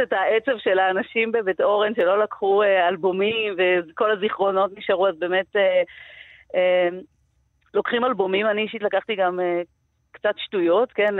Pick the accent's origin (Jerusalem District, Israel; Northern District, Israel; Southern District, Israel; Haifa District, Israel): Jerusalem District, Israel; Givat Ye'arim; גרה ונולדתי וגדלתי בגבעת יערים